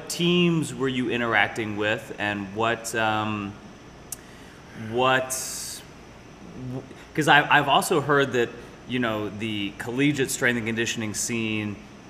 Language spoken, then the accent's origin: English; Virginia, United States; Southern Virginia. But my mom's from Ohio.